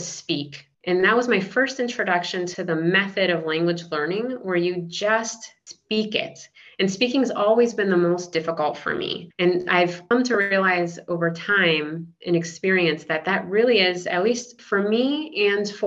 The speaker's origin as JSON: {"language": "English", "country": "United States", "tie": "born or raised there", "also_born_or_lived": "Venezuela / Japan", "first_language": "English, Spanish, and Japanese", "said": "we moved to the United States when I was 6"}